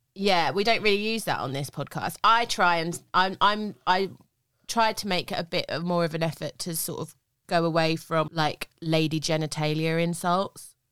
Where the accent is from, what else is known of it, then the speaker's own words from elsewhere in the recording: United Kingdom; I'm just too British with languages.